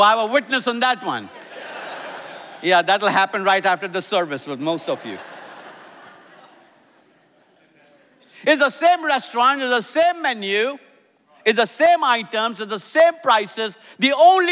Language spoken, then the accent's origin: English; India; now in Atlanta, United States; I'm an Indian